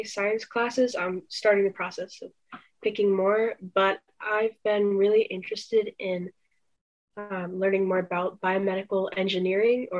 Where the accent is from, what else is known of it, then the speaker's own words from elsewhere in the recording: North Carolina, United States; accent: southern; moved away; also born or lived in Northeast United States; I was raised in North Carolina and then moved to the Northeast. So sometimes I'll have an accent and sometimes I won't